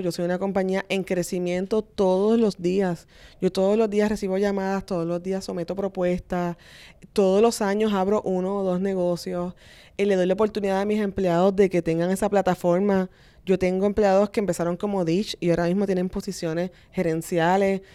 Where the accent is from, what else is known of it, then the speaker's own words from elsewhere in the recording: Vega Baja, Puerto Rico; Realmente yo soy de Vega Baja, así que soy, soy una persona de pueblo, de campo